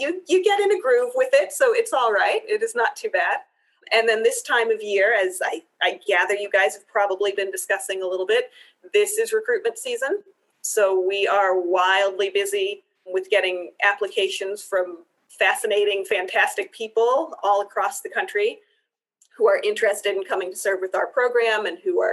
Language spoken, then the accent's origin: English; Cheyenne, Wyoming, United States; also born or lived in Israel / Pittsburgh; My family returned to the States, and then we moved to Cheyenne when I was 9. So I grew up here